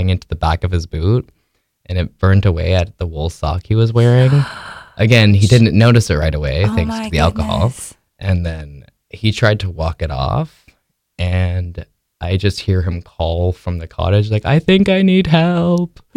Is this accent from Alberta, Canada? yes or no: no; Quebec, Canada; I grew up in Quebec and I was homeschooled